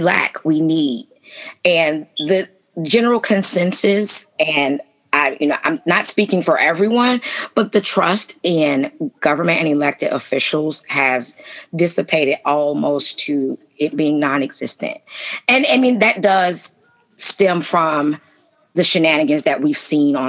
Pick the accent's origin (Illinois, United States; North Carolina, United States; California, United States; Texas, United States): Illinois, United States; Chicago; moved away as an adult; now in Bloomington, United States; I came from Chicago, was born and raised in Chicago.